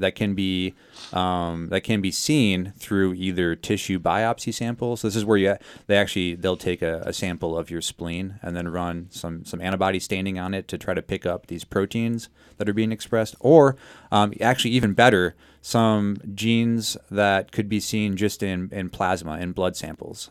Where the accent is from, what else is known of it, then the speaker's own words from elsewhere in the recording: South Dakota, United States; I'm from South Dakota